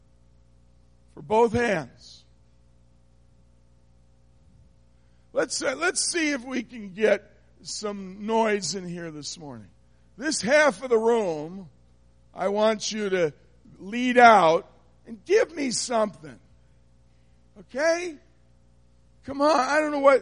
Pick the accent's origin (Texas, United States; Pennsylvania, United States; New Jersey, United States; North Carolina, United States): New Jersey, United States; now in Michigan, United States; I'm not from Michigan. I'm from New Jersey, and we're rude